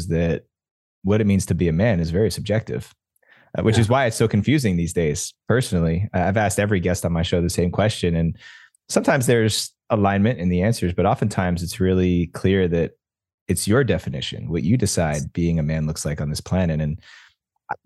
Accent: New Jersey, United States; culturally where I grew up in New Jersey, playing baseball, being an athlete

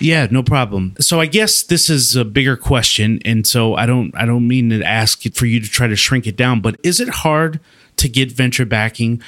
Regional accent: Wisconsin, United States; I'm from Wisconsin

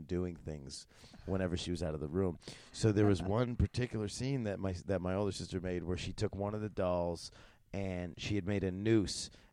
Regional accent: United States; a dumb American boy

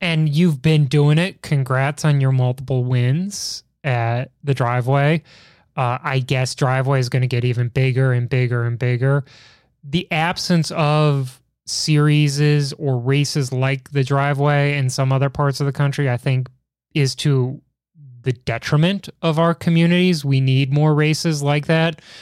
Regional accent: Chicago, Illinois, United States; as a Chicagoan, as somebody who, who, like, grew up in the height of pizza culture

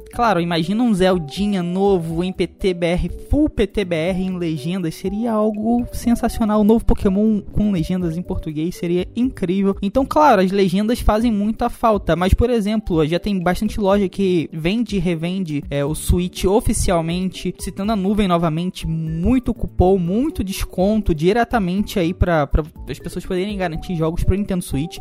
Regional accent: Brazil; A gente é brasileiro

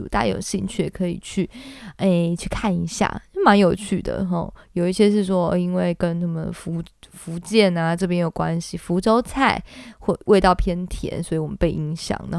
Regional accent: Kaohsiung, Taiwan; moved away as an adult; now in Taipei, Taiwan; 像我平常在高雄长大，我已经吃习惯甜的，

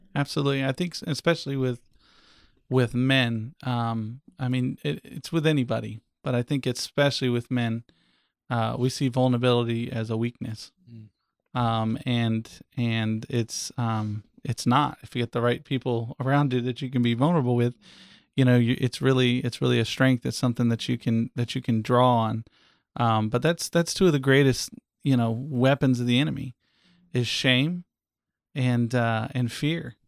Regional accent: Eustis, Florida, United States; I was born here in Central Florida at a little hospital in Eustis that's not even there anymore

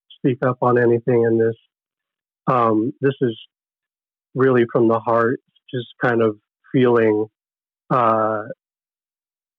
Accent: Oxnard, California, United States; also born or lived in Camarillo; I was born in Camarillo, grew up in Oxnard

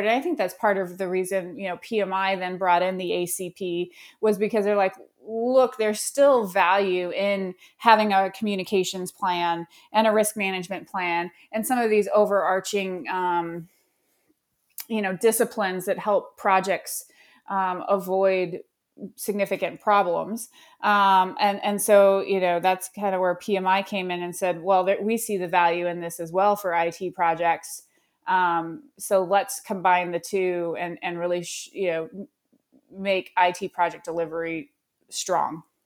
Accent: Colorado Springs, Colorado, United States; I grew up in Colorado Springs

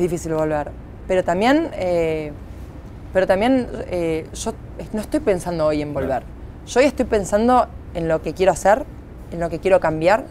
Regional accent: Santa Fe, Argentina; para mí como santafesina

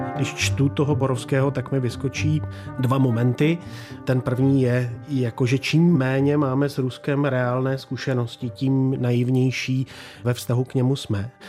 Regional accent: Czechia; also born or lived in Modřany, Prague; my jako Češi

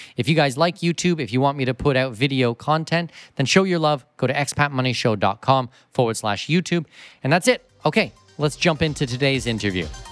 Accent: southwestern Ontario, Canada; moved away as an adult; now in Panama City, Panama; I'm Canadian. I was born and raised in southwestern Ontario

